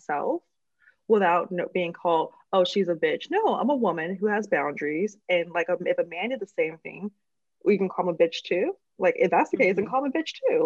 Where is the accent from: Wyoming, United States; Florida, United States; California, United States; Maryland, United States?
California, United States; Oakland; I'm from the Bay Area, I'm from Oakland